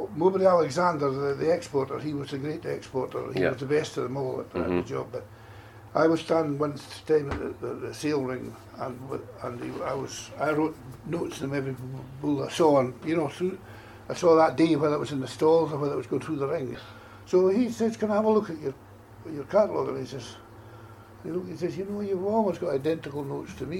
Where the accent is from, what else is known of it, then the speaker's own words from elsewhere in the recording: West Perthshire, Scotland, United Kingdom; also born or lived in Stirling; Home's in Perthshire, up in the way in West Perthshire, really, between Pitlochry and Aberfeldy, really up in a place called Kilnacranach, which was where we came from originally